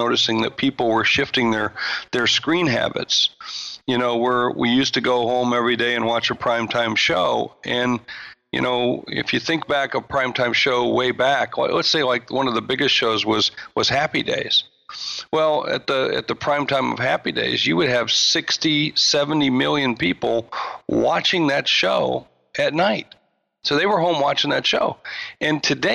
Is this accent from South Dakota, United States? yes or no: yes; Sioux Falls, South Dakota, United States; moved away; I come from Sioux Falls, South Dakota.